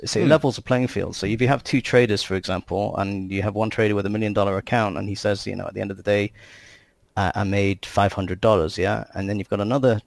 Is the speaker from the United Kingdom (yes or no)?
yes; England, United Kingdom; moved away as an adult; also born or lived in United States; now in Israel; I grew up in England and lived in the US, and I came to Israel